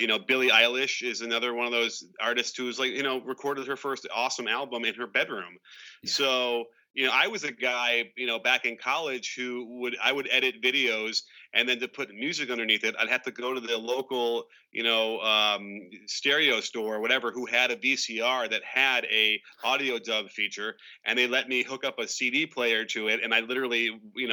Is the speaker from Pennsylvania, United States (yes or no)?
no; Chicago, Illinois, United States; I grew up in Chicago.